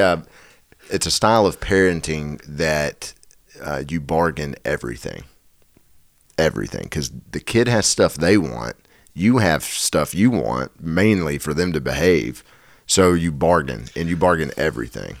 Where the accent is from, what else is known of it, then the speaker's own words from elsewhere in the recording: Nashville, Tennessee, United States; I'm from Nashville in the South.